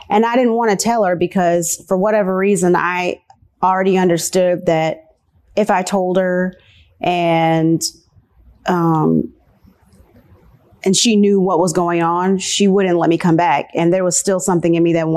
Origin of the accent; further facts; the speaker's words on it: Nashville, Tennessee, United States; also born or lived in Virginia; moved here when I was 4 years old. My family moved to Nashville